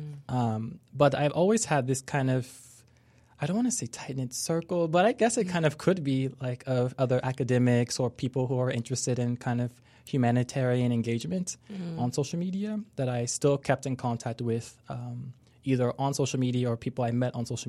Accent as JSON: {"language": "English", "country": "Lebanon", "tie": "born or raised there", "also_born_or_lived": "France / Spain / Morocco", "said": "So I come from a really diverse background. So growing up in Lebanon, also in France, sometime in Spain and Morocco. So I've been around a lot."}